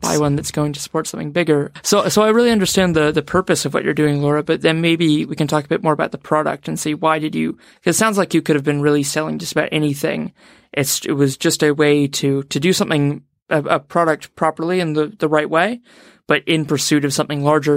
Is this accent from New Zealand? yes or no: yes; New Zealand